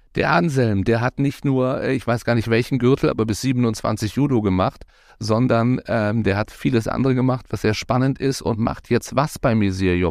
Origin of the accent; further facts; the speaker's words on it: Baden-Baden, Baden-Württemberg, Germany; Ich bin in Baden-Baden geboren